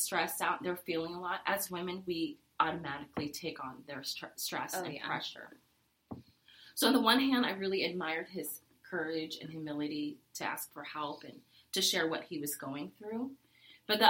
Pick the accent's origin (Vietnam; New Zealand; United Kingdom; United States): Vietnam; moved away; I'm a refugee from Vietnam